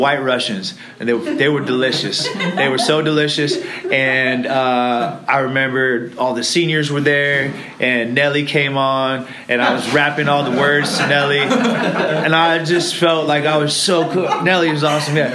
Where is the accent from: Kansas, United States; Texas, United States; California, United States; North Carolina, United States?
California, United States; Irvine; also born or lived in Los Angeles, California / England; Was born in Los Angeles. We lived there for about 4 years. And then we decided to moved to Irvine.